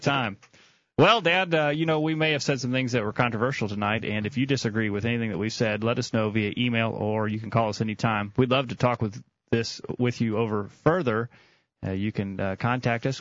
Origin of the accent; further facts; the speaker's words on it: Tennessee, United States; we're from Tennessee